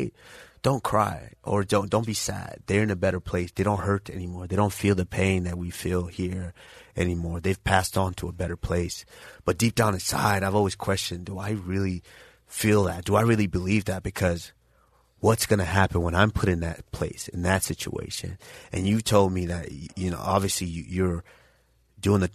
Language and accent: English; Nigeria; moved away; I was born in Ubiana, Nigeria